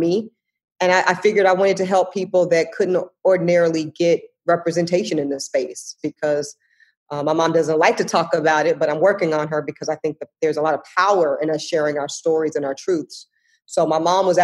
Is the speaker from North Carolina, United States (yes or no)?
yes; Charlotte, North Carolina, United States; also born or lived in Amite, Louisiana; I grew up in Charlotte. Yeah, so I grew up in Charlotte, okay. But I was born in Amite, Louisiana